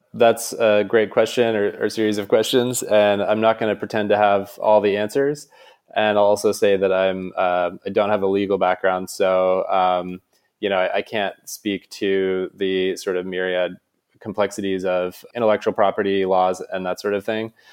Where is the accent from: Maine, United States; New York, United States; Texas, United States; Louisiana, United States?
Maine, United States; moved away as an adult; also born or lived in San Francisco; I grew up in Maine